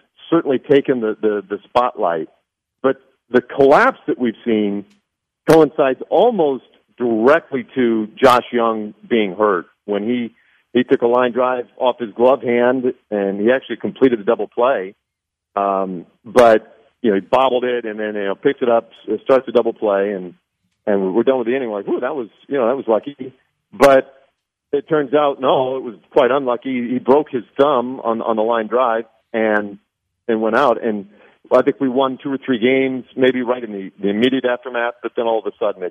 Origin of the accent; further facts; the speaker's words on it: Nebraska, United States; moved away; I grew up in Nebraska